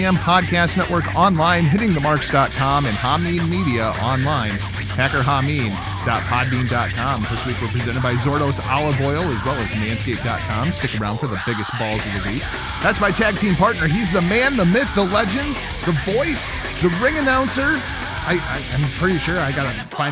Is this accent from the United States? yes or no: yes; Iowa, United States; I'm from Iowa